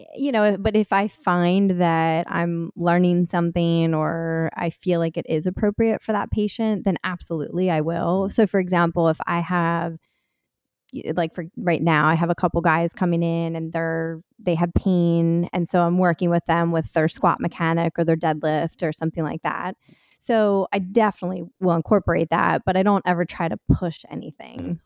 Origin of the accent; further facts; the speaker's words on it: Delaware, United States; now in Philadelphia area, United States; I grew up in Delaware